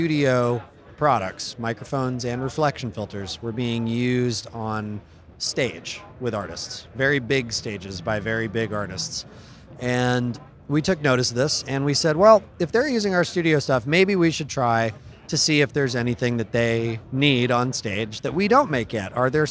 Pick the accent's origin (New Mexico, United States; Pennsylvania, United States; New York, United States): New York, United States; upstate; now in Los Angeles, United States; I'm from the Northeast. I used to live in New York, in upstate New York, so it's cold up there